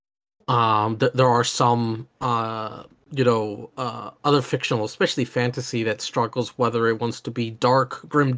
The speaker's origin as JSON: {"language": "English", "region": "Oklahoma", "country": "United States", "tie": "born or raised there", "said": "I grew up in Oklahoma"}